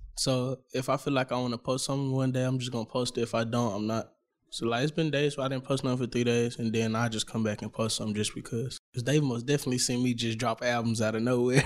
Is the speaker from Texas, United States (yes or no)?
yes; Dallas, Texas, United States; I'm from Oak Cliff